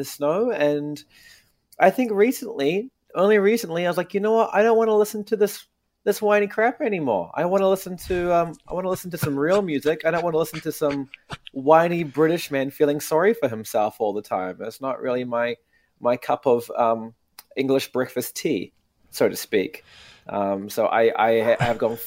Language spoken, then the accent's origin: English; New Zealand; accent: New Zealand; my New Zealand accent